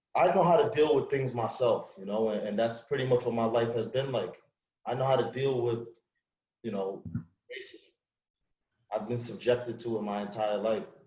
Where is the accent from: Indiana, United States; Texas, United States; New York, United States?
New York, United States; New York City; moved away; also born or lived in Long Island, New York; I'm from Springfield Gardens, New York, Queens, um, you know, and I moved out to Long Island